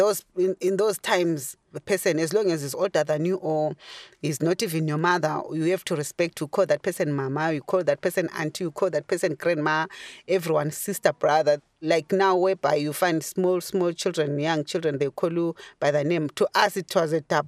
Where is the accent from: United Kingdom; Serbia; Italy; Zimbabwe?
Zimbabwe; Bulawayo; moved away as an adult; now in Ireland; I'm from Zimbabwe, Bulawayo, Matabele in Zimbabwe.